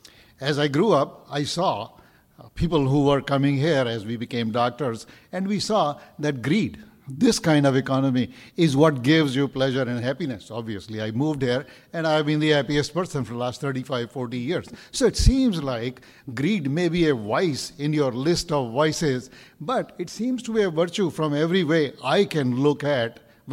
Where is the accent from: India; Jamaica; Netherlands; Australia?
India; moved away as an adult; now in Menlo Park, United States; from Menlo Park. I come from India, and as I grew up, the virtue that was taught and ingrained in us was to live within your means, live with what you have.